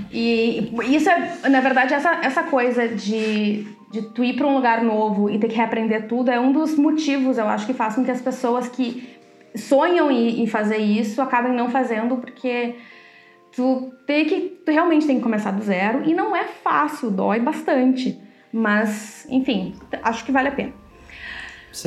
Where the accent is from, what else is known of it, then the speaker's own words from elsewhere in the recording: Brazil; moved away as an adult; now in Netherlands; a gente saiu do Brasil